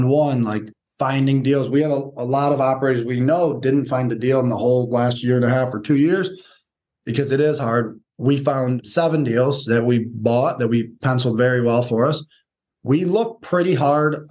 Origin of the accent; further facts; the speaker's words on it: Detroit, Michigan, United States; we're from Michigan, Metro Detroit